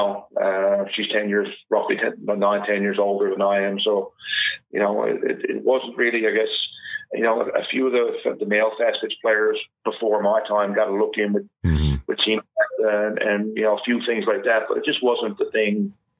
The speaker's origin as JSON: {"language": "English", "town": "Portugal Cove", "region": "Newfoundland and Labrador", "country": "Canada", "tie": "born or raised there", "said": "I grew up in Portugal, Cove. I still live here."}